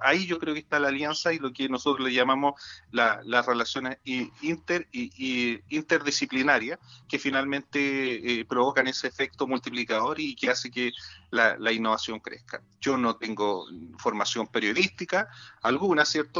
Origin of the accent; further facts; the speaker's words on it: La Serena, Coquimbo, Chile; Yo soy de La Serena, ¿cierto? Por lo tanto, conozco muy bien mi región, conozco muy bien mi ciudad